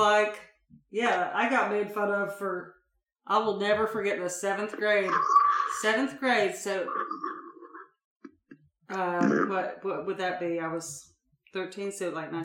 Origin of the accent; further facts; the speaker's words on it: Portland, Oregon, United States; I grew up in Portland